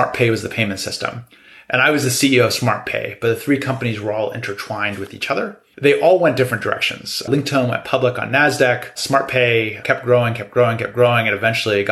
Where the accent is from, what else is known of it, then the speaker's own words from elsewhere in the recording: United States; moved away as an adult; also born or lived in China; I'm from the States